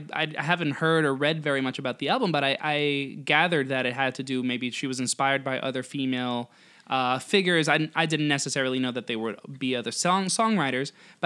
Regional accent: United States; As an American

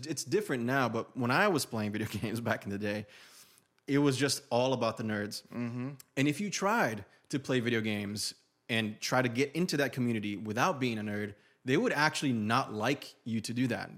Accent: Brazil; first language Portuguese; English is a second language; moved away; I'm an immigrant from Brazil, moved here with no English

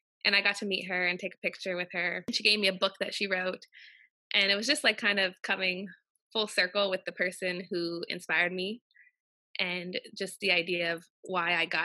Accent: Windsor, Ontario, Canada; now in Nova Scotia, Canada; I grew up in Windsor, Ontario, but I have roots to Nova Scotia.

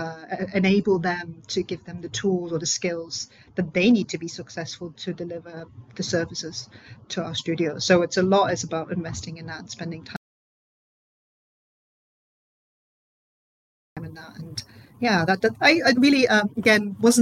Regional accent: Germany; English is a second language; moved away as an adult; now in United Kingdom; So I'm originally from Germany, and I moved to the UK.

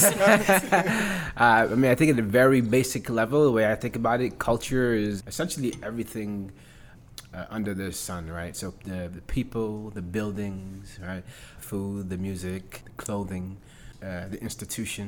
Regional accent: New York City, New York, United States; moved away as an adult; I grew up in Harlem

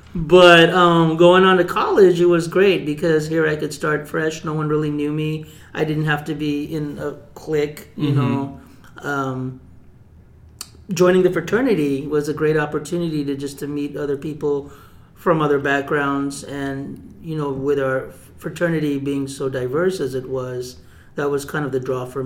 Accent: Bay Area, California, United States; moved away as an adult; also born or lived in Fiji; now in Arizona, United States; I came to the U.S. when I was 3, and then I grew up pretty much in the Bay Area for 30 years

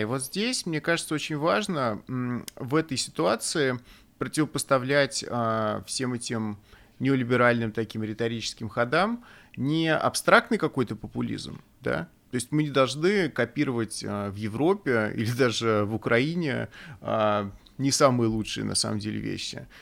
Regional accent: Russia; moved away; у нас на родине

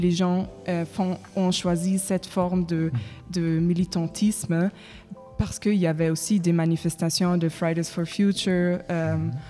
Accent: Germany; French is a second language; moved away as an adult; now in Paris, France; je viens de l'Allemagne

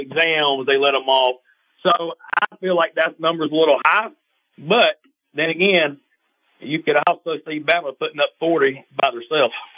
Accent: Athens, Georgia, United States; born and raised in Athens, Georgia area

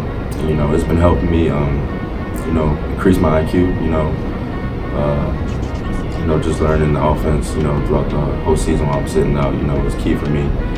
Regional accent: Northern Virginia, United States; I'm from around this area. I'm from North Virginia, not too far.

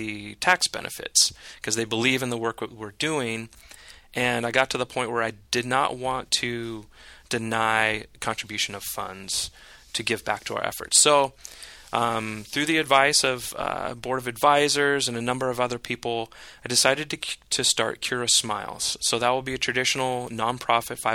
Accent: Northern California, United States; now in San Diego, United States; I grew up in Northern California, so I would be out on the lake, on Lake Shasta

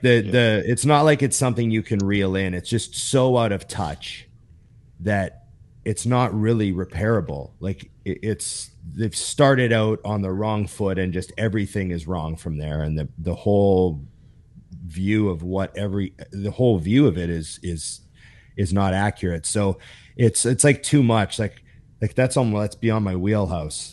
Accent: Canada; I'm a Canadian

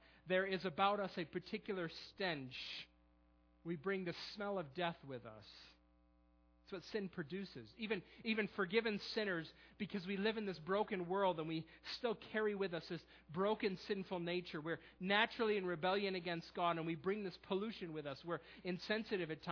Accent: Perry, New York, United States; now in Millersville, United States; I'm from a small town not too far from Rochester called Perry

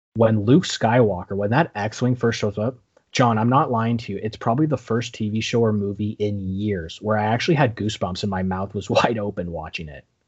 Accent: Canada; we're Canadian

